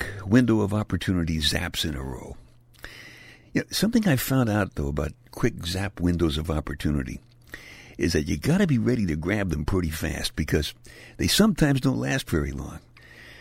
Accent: New York City, New York, United States; I'm from Brooklyn, and when you're a kid growing up in Brooklyn

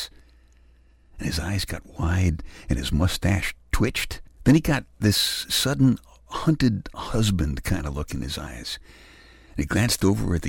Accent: New York City, New York, United States; moved away; I'm from Brooklyn. Who has a lawn tractor in Brooklyn, you know? All the guys around here have lawn tractors

